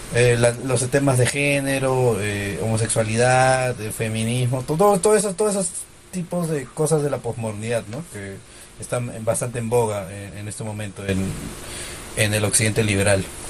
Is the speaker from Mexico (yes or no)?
no; Peru; como peruano